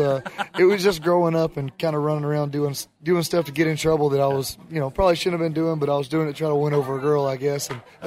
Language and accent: English; Northeast Alabama, United States; I was born and raised in Northeast Alabama. My whole family lives within 10 miles of where I just built a house